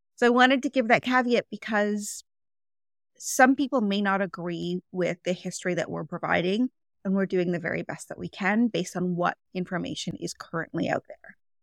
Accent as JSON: {"language": "English", "town": "Toronto", "region": "Ontario", "country": "Canada", "tie": "born or raised there", "said": "I live in Toronto, Ontario, Canada. I was born and raised here in Canada, and I've lived most of my life in Toronto"}